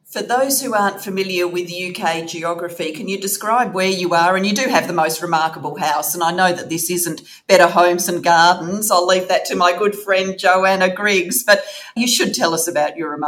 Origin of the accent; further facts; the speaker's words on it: Canberra, Australian Capital Territory, Australia; moved away as an adult; also born or lived in Sydney / Melbourne; now in Devon, United Kingdom; Very much east coast. I was born in Sydney and really grew up in Canberra.